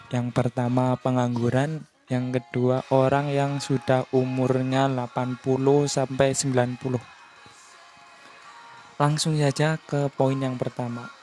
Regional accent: Purwokerto, Central Java, Indonesia; accent: Ngapak; maaf ya kalau saya ngomongnya bercampur pakai bahasa ngapak karena saya kan berasal dari Purwokerto ya Purwokerto Banyumas jadi ada ada sedikit lokat lokat ngapaknya

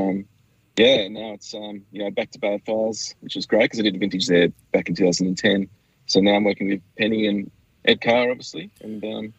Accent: Burnie, Tasmania, Australia; I grew up in Burnie, which is definitely not a wine country. It's sort of a bit of an industrial town, which is sort of turning into a tourism town there.

